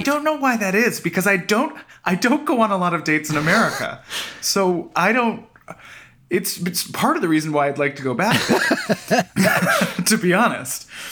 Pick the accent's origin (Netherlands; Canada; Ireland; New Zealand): Canada; now in United States; I'm Canadian